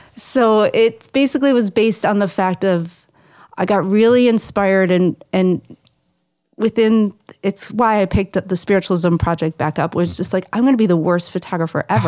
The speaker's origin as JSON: {"language": "English", "town": "Buffalo", "region": "New York", "country": "United States", "tie": "born or raised there", "said": "I'm from Buffalo, New York"}